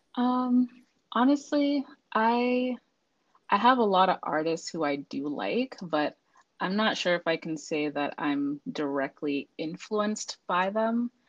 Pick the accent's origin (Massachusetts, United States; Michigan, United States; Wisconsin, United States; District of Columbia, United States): Massachusetts, United States; Boston; now in Virginia, United States; I'm actually originally from Boston, Massachusetts